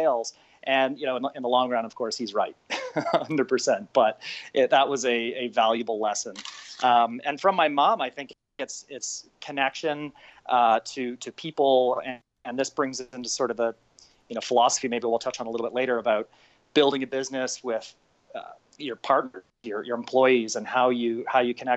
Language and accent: English; just outside of Toronto, Ontario, Canada; So I'm Canadian. I grew up just outside of Toronto